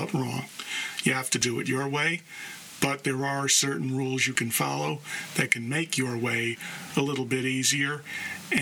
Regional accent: New York City, New York, United States; born and raised in the Bronx, New York

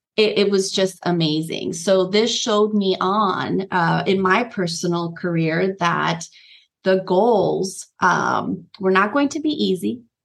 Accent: Nicaragua; I was actually born in Nicaragua, a Central American country.

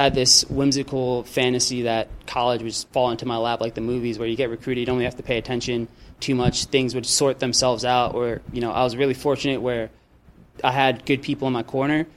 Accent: New Jersey, United States; moved away as an adult; now in Sacramento, United States; growing up in New Jersey, things are a lot closer

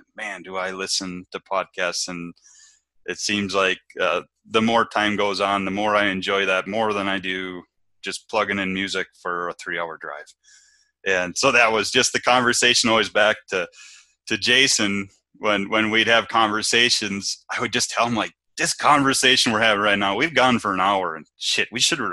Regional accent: Moorhead, Minnesota, United States; moved away as an adult; now in North Dakota, United States; I grew up in Minnesota. I grew up on an small produce farm

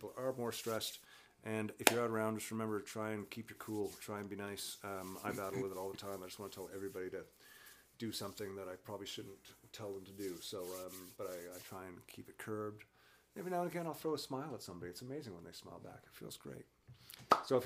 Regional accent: Newfoundland and Labrador, Canada; being a Newfoundlander

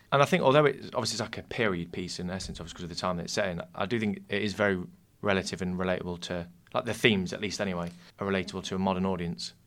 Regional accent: Nottingham, East Midlands, United Kingdom; also born or lived in the north of England; I moved down here when I was very young, so I kind of I cast Nottingham as my hometown

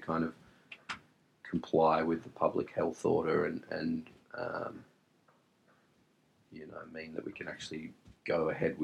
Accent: Wollongong, New South Wales, Australia; We grew up with each other in the northern suburbs

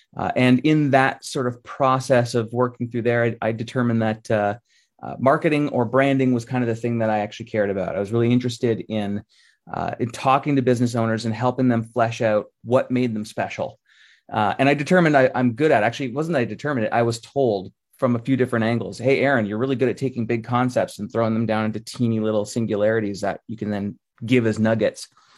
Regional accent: Halifax, Nova Scotia, Canada; born there; I was born in Halifax in 1977.

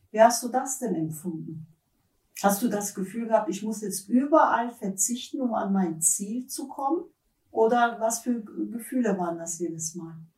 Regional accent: near Munich, Bavaria, Germany; ich komme aus der Nähe von München

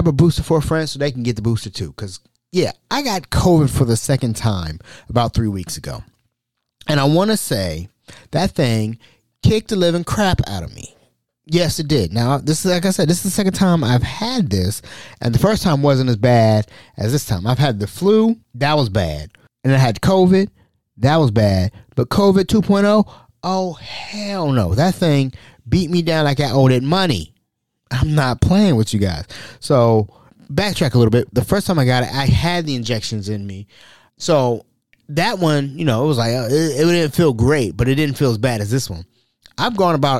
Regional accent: Ohio, United States; I'm from Ohio

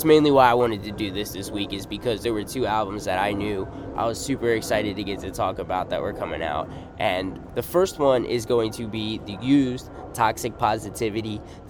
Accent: United States; It's my fault being a stupid American

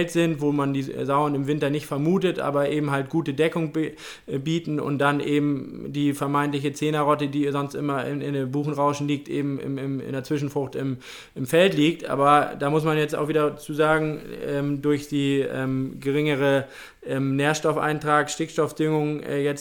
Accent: Lower Saxony, Germany; in meiner alten Heimat in Niedersachsen

